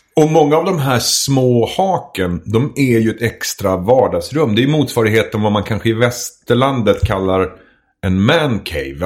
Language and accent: Swedish; Edsbyn, Gävleborg County, Sweden; moved away; jag kommer ifrån Edsbyn ursprungligen